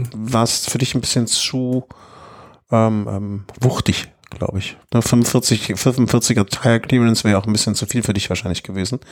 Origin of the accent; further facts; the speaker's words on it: Düsseldorf, North Rhine-Westphalia, Germany; now in Cologne, Germany; ich bin geboren in Düsseldorfer